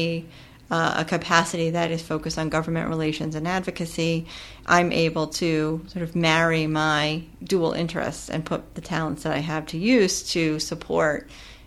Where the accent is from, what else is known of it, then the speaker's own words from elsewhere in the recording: Pennsylvania, United States; I grew up in Pennsylvania in in a rural community